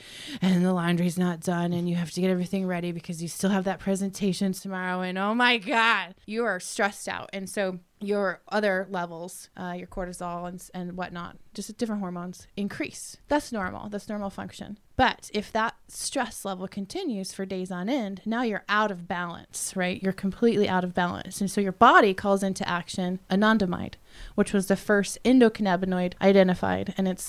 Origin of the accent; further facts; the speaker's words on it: Colorado, United States; I'm from Colorado.